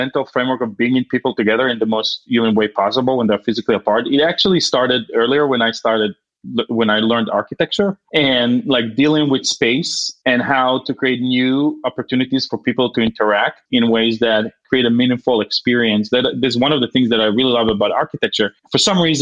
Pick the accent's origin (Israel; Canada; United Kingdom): Israel; moved away; growing up in Israel